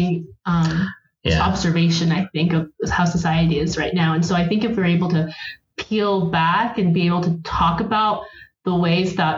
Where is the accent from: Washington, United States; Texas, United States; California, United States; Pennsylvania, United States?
Texas, United States; Houston; moved away as an adult; now in Provo, United States; I grew up in Houston, Texas.